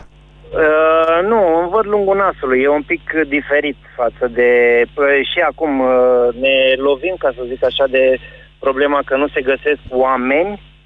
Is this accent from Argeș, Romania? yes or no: yes; Pitești, Argeș, Romania; Sunt din Pitești